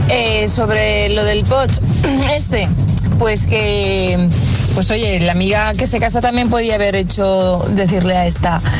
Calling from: Valencia, Valencian Community, Spain; Hola, buenos días, soy … de Valencia.

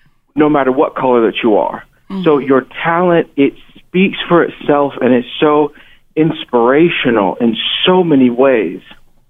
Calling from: Missouri, United States; calling from Missouri.

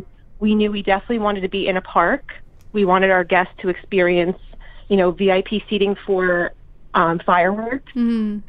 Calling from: Maywood, New Jersey, United States; I am in Maywood, New Jersey

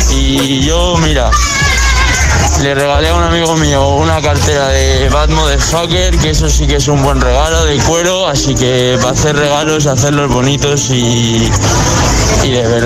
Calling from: Madrid, Community of Madrid, Spain; escucho desde Madrid

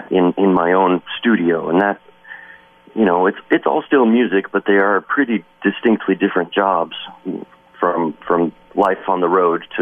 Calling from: Wisconsin, United States; I mean, I'm calling you from Wisconsin right now

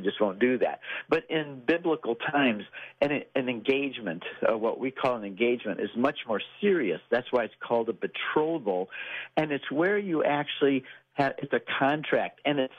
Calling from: Texas, United States; I'm calling in from Texas.

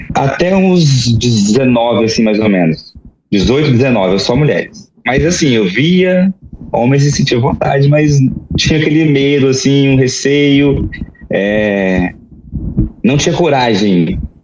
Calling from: Vila Velha, Espírito Santo, Brazil; Eu falo de Vila Velha, no Espírito Santo

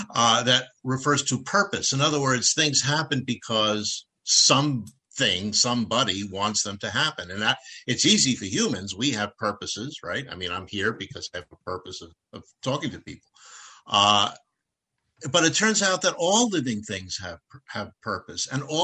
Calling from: Rockville, Maryland, United States; I'm in Rockville, Maryland, outside of Washington, D.C.

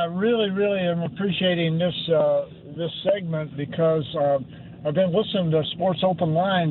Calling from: Kirkwood, Missouri, United States; I'm here in St. Louis. I'm in Kirkwood.

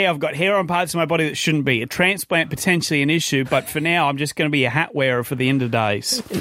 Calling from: Gladstone, Queensland, Australia; I'm calling from Gladstone in Queensland.

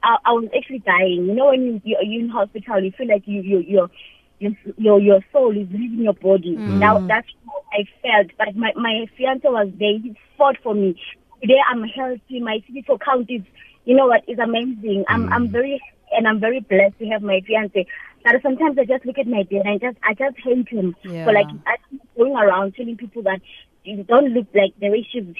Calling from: Mpumalanga, South Africa; from Mpumalanga.

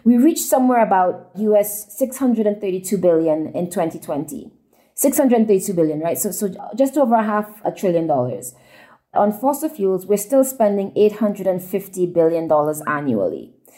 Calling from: Nairobi, Kenya; I'm calling in from Nairobi, Kenya

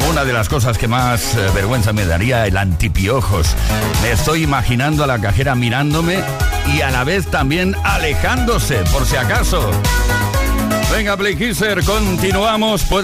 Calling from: Madrid, Community of Madrid, Spain; Bienvenido … de Madrid

